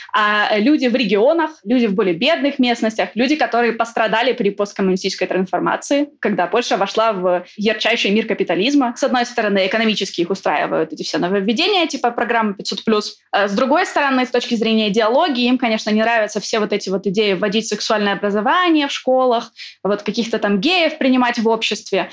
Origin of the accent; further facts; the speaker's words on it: Ukraine; moved away as an adult; now in Poland; там, где я родилась, родилась я в Украине